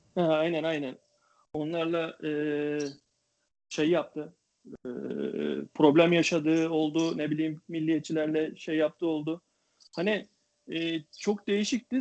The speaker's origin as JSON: {"language": "Turkish", "country": "Turkey", "said": "ben Türk olarak"}